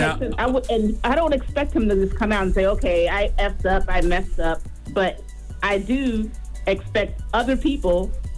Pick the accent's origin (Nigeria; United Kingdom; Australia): Nigeria; If that makes sense, I'm Nigerian, by the way, and there's no way these Nigerian boys coming out at 40 below zero to do what they did.